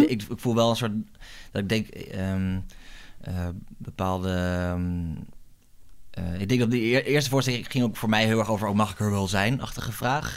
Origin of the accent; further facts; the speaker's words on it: Groningen, Netherlands; moved away as an adult; also born or lived in France; now in Amsterdam, Netherlands; Ik kom uit Groningen van origine. Daar ben ik sinds opgegroeid